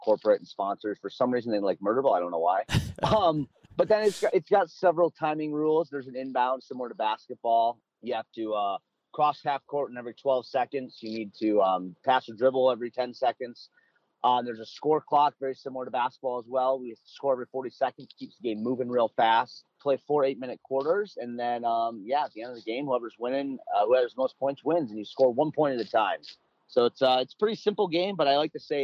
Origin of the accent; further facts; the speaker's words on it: Minneapolis, Minnesota, United States; So I grew up in Minneapolis, Minnesota. A kid from Minnesota